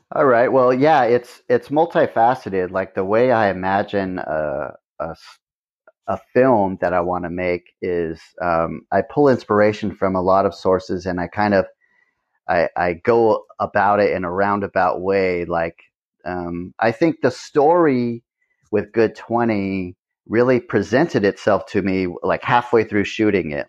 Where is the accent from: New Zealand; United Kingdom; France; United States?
United States; Hanford, California; now in Ventura, United States; I didn't care much for the mentality of my hometown